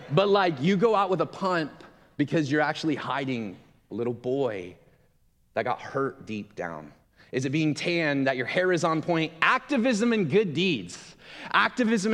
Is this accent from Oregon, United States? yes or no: yes; Gresham, Oregon, United States; moved away as an adult; also born or lived in Milwaukee; I grew up in Gresham.